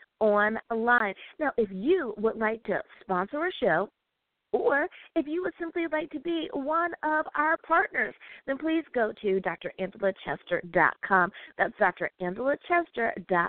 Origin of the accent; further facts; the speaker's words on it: United States; my home country. Thanks, good old US